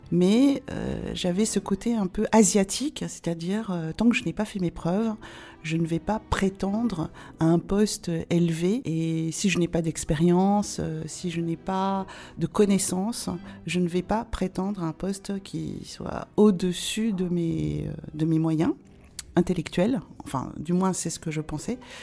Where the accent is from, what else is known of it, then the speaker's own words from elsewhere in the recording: France; je suis née en France et que j'ai la nationalité française